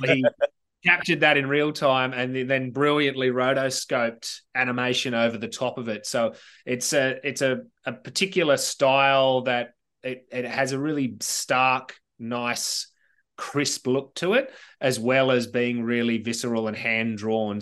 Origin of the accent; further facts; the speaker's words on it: Sydney, New South Wales, Australia; childhood memories about growing up in Southern Sydney